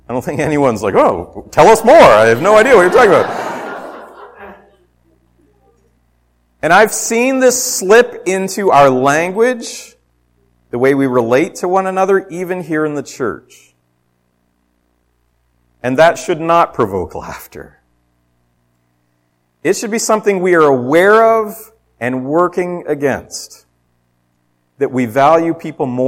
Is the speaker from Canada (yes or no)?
yes; Ontario, Canada; moved away; I'm from away. I was born in Ontario